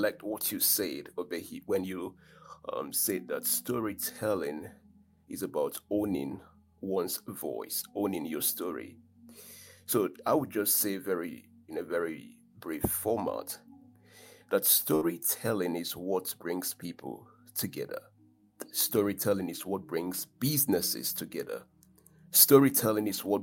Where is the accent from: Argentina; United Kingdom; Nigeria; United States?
Nigeria; I'm proudly a Nigerian man, an African man